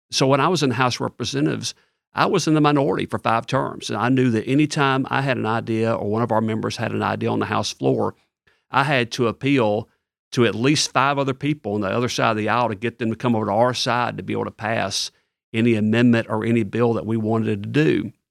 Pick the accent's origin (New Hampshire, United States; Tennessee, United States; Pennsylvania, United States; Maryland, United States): Tennessee, United States; Ripley; moved away as an adult; also born or lived in Bartlett, Tennessee; now in East Tennessee, United States; I grew up in Ripley, Tennessee, which is all the way on the western part of the state, about an hour north of Memphis